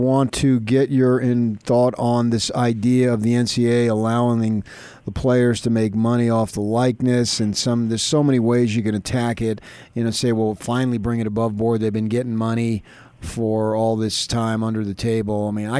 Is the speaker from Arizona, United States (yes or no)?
yes; Arizona, United States; moved away; also born or lived in Los Angeles, California / Utah; growing up in Arizona and then working in L.A., working in Utah